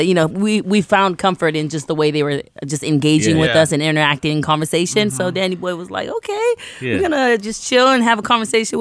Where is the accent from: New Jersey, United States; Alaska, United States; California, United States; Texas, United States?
California, United States; San Leandro; I'm from San Leandro